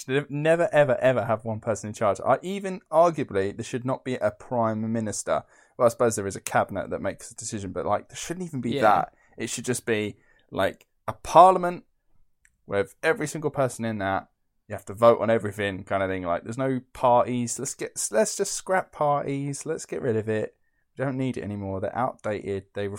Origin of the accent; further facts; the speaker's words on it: East of England, United Kingdom; I'm from Essex. So was Wat Tyler.